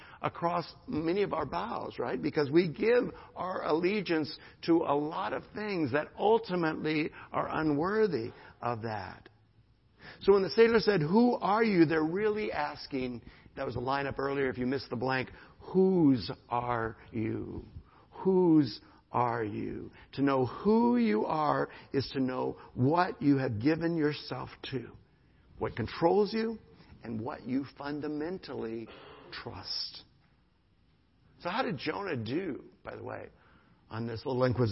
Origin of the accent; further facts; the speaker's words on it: United States; I am an American, my nationality